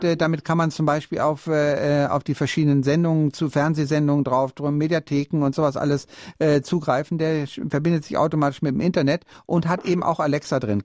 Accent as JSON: {"language": "German", "town": "Bielefeld", "region": "North Rhine-Westphalia", "country": "Germany", "moved": "yes", "lives_now": "Munich, Germany", "said": "ich komme aus Bielefeld"}